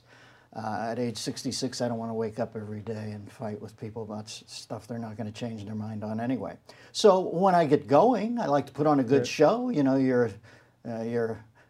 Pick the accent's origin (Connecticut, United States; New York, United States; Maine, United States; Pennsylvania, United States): Pennsylvania, United States; Pittsburgh; I grew up in Pittsburgh.